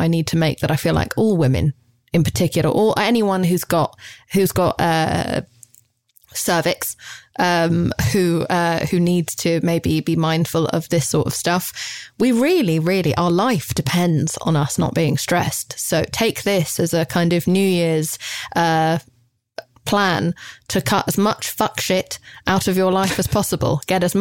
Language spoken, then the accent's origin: English; United Kingdom; I'm British